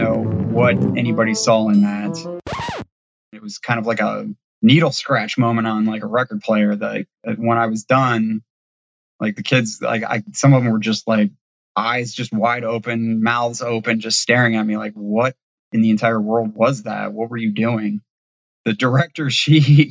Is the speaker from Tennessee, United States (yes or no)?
no; Ohio, United States; now in Savannah, United States; I grew up in the Midwest in Ohio.